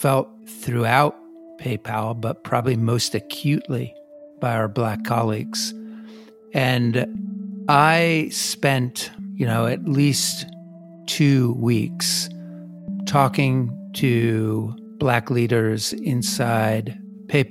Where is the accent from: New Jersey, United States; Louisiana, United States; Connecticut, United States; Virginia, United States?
New Jersey, United States; I come from New Jersey